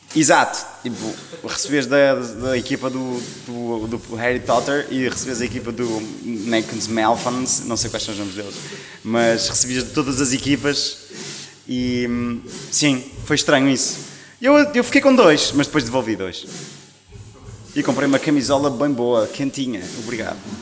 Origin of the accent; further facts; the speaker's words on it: Maia, Norte, Portugal; now in Lisbon, Portugal; Eu sou do Norte. Maia. sou da Maia, sim. Uh, exato, eu sou da Maia, mas agora moro em Lisboa.